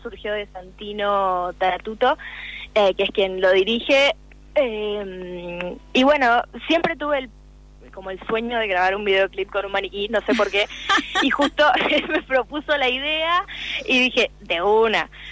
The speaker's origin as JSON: {"language": "Spanish", "town": "Quilmes", "region": "Buenos Aires Province", "country": "Argentina"}